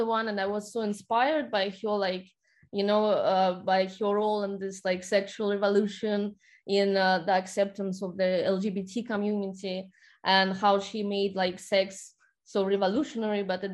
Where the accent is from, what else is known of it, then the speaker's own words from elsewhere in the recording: Saint Petersburg, Russia; moved away as an adult; now in United States; I'm originally from St. Petersburg, Russia. I haven't been there for 5 years